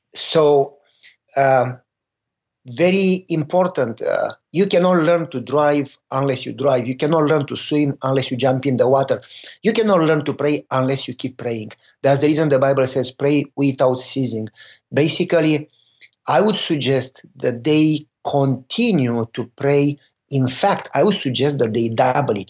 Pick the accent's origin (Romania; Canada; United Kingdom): Romania; moved away; I was born and raised in Romania during communism